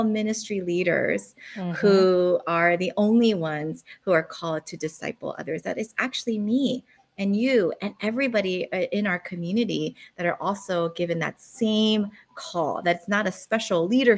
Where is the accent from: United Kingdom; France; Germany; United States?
United States; Philadelphia, Pennsylvania; moved away as an adult; also born or lived in South Korea; now in Honolulu, United States; I was born in South Korea. My family immigrated to the United States to Philadelphia. So I did all my growing up, becoming an adult in West Philadelphia